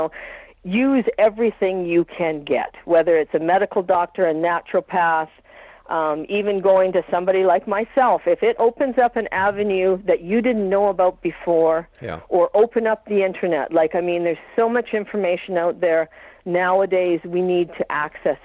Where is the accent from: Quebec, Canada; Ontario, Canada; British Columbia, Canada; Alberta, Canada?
British Columbia, Canada; Vancouver Island; now in Saskatchewan, Canada; I grew up on Vancouver Island